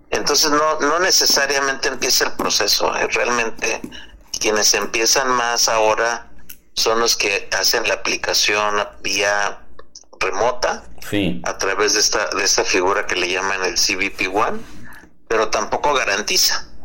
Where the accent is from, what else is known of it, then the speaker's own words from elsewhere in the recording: Mexico; un tercio somos mexicanas y mexicanos